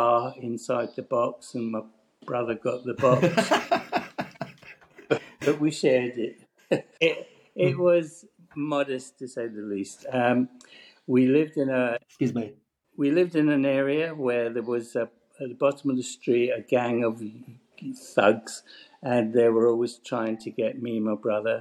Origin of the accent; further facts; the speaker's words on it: Paisley, Scotland, United Kingdom; when you land in Paisley, you're actually landing in Glasgow Airport. So I'm 6 miles from Glasgow Airport